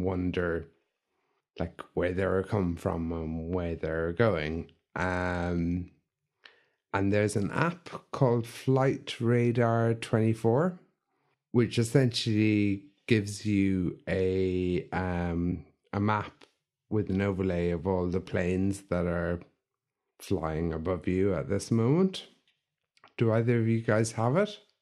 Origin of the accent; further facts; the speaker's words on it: County Limerick, Ireland; I grew up in Kent, Limerick, eh, in a small village